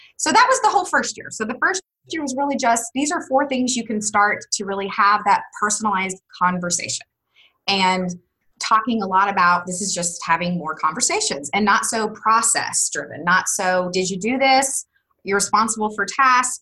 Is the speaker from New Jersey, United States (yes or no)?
no; Wichita, Kansas, United States; moved away as an adult; now in Austin, United States; I'm originally from Wichita, Kansas